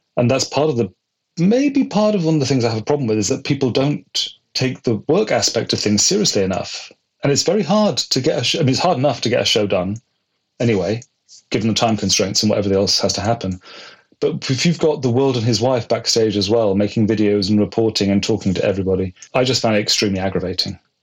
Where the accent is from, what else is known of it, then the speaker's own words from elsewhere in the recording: Bristol, South West England, United Kingdom; moved away as an adult; also born or lived in London; now in New York, United States; my hometown in Bristol in the west of England